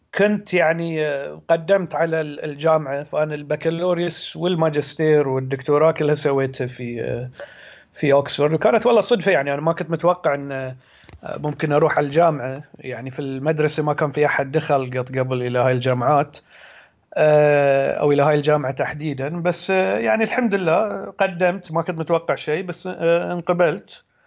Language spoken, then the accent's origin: Arabic; Muharraq, Muharraq Governorate, Bahrain; also born or lived in Oxford; انا من البحرين آه، من مواليد سنة 1982 فيعني حين عمري 35 سنة آه، نشأت في البحرين